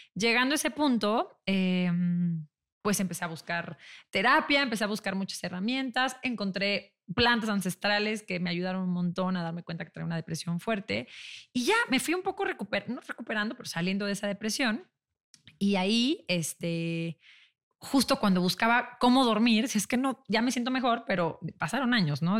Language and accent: Spanish; León, Guanajuato, Mexico; moved away as an adult; yo soy de León, me regresé a León con mi papá